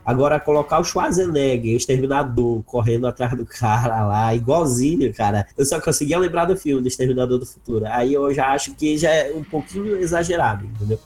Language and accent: Portuguese; North Region, Brazil; accent: northern (sotaque do norte); o nosso sotaque do norte